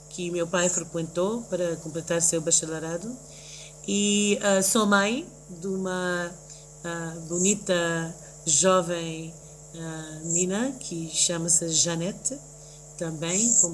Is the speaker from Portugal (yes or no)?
no; Mozambique; also born or lived in New York, United States; Eu nasci em Nova Iorque um